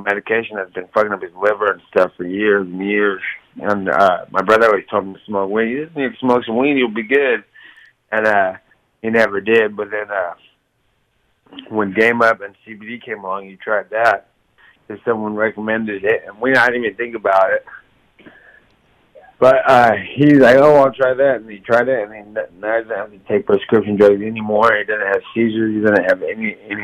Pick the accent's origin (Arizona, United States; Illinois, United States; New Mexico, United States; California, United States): California, United States; Stockton; Stockton's just where I come from. It's my hometown.